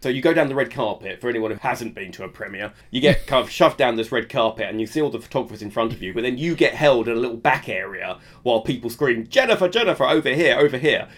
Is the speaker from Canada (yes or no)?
no; United Kingdom; as a Brit